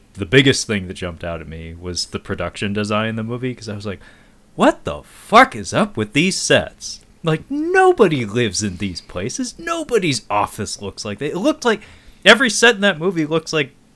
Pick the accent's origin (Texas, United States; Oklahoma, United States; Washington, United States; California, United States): Washington, United States; Seattle; I'm born and raised in Seattle